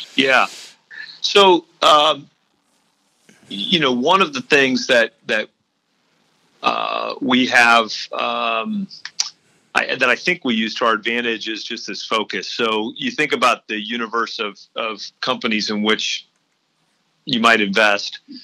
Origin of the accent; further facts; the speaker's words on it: St. Louis, Missouri, United States; moved away as an adult; also born or lived in Oxford, Ohio; now in Indianapolis, United States; I was born and raised in St. Louis